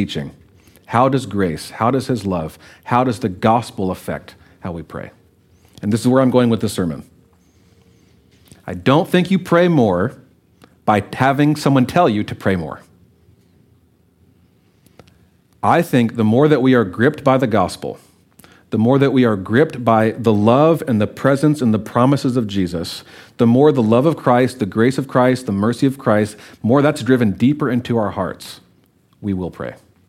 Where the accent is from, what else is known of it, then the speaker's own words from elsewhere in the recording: Louisiana, United States; I was coming from Louisiana. We heard a train every once in a while. Well, we were 2 hours from the airport. A lot of people in our town had never been on a plane.